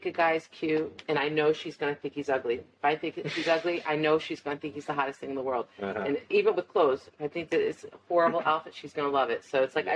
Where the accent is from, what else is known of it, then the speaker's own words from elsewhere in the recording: Florida, United States; we're from Florida